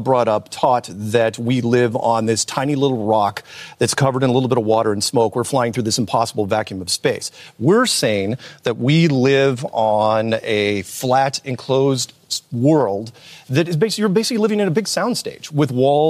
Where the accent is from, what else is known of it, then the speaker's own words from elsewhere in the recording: United States; I'm an American.